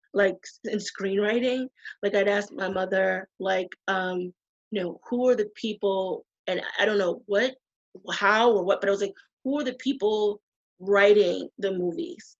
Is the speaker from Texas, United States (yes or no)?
no; Boston, Massachusetts, United States; moved away as an adult; now in New York, United States; I'm from the East Coast. I'm from Boston.